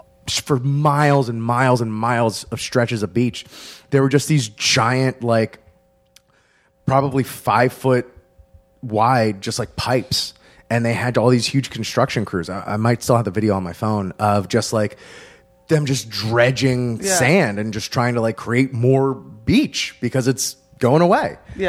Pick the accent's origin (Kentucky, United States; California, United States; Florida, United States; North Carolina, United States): Florida, United States; South; also born or lived in Gainesville, Florida / Broward County; now in Chicago, United States; grew up in South Florida, moved to Gainesville